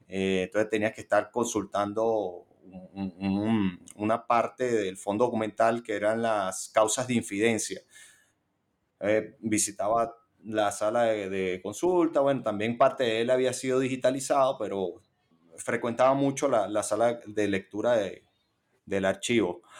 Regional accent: Caracas, Capital District, Venezuela; yo soy caraqueño. He vivido en, en mi ciudad natal eh, todos mis 37 años

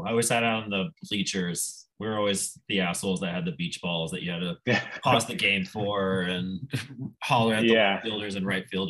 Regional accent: Nebraska, United States; moved away as an adult; now in Michigan, United States; I grew up in Nebraska

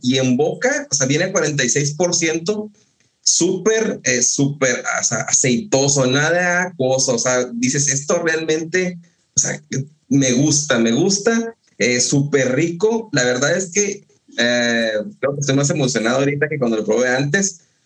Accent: northern Mexico, Mexico; yo soy del norte de México es árido, no hay frutas tropicales

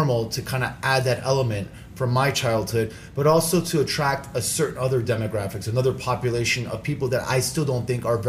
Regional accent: New York City, New York, United States; I grew up in Midtown Manhattan. I grew up in Hell's Kitchen, New York, right? So I grew up with a motley crew of different people. I mean, mm-hmm. Puerto Rican, African American. I mean, I was actually the minority, right?

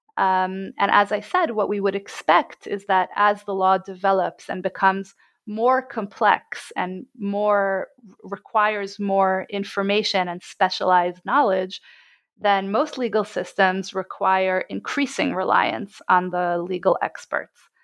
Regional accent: Jerusalem, Jerusalem District, Israel; I was born and bred in Jerusalem.

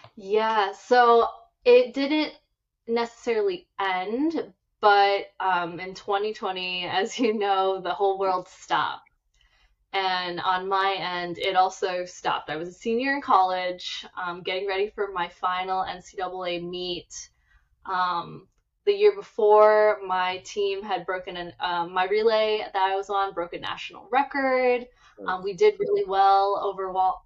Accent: Minnesota, United States; moved away as an adult; now in Los Angeles, United States; born and raised in Minnesota

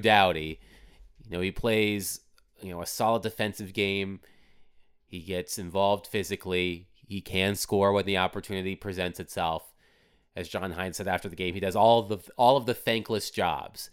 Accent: Virginia Beach, Virginia, United States; moved away as an adult; also born or lived in Durham, North Carolina / Washington, D.C.; now in Nashville, United States; raised in Virginia Beach, Virginia.

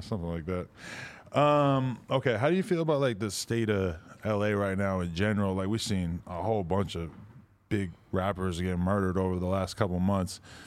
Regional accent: Boston, Massachusetts, United States; I'm from Boston area

